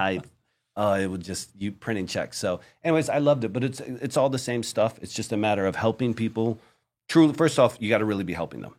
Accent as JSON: {"language": "English", "region": "Virginia", "country": "United States", "tie": "born or raised there", "also_born_or_lived": "Florida", "moved": "as an adult", "lives_now": "Colombia", "said": "I was a kid from Virginia"}